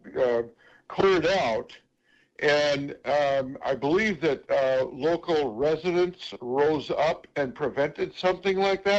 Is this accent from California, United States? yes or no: no; Minneapolis, Minnesota, United States; I grew up in Northeast Minneapolis. I'm 64.